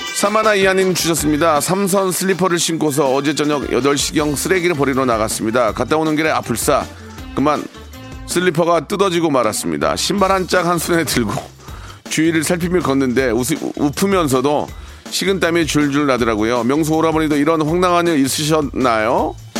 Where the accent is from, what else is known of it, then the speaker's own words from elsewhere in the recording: South Korea; 저는 자랑스러운 DNA 100%의 한국인입니다